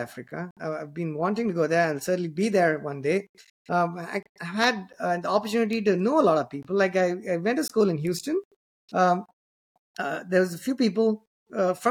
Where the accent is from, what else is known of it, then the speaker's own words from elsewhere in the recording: Chennai, Tamil Nadu, India; the same city that I come from